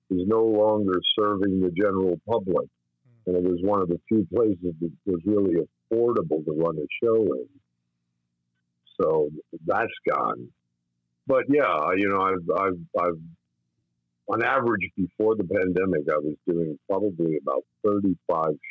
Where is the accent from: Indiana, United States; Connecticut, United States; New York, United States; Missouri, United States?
New York, United States; White Plains; I was born and raised in White Plains, New